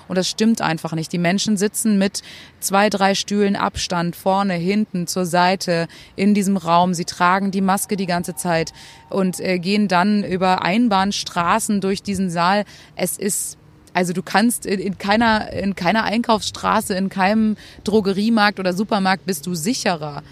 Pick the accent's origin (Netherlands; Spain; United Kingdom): Spain; now in Germany; meiner Heimat dort